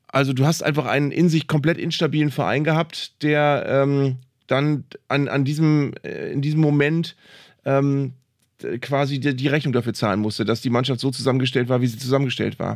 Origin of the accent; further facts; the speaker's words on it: Bremen, Germany; als Bremer